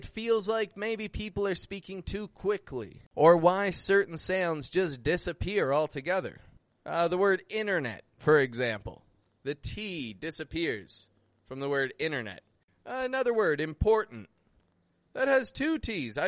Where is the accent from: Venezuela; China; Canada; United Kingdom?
Canada; Toronto, Ontario; moved away as an adult; now in Mexico; I'm from Toronto. I live in Mexico